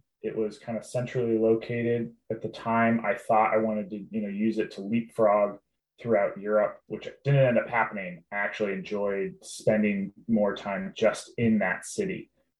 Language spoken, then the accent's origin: English; Nevada, United States; I'm from Nevada, which has a very strong Basque culture.